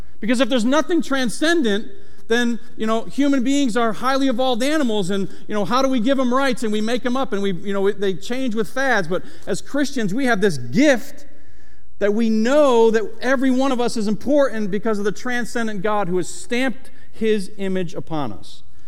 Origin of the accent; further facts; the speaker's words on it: Syracuse, New York, United States; now in Delaware, United States; I'm from Syracuse, New York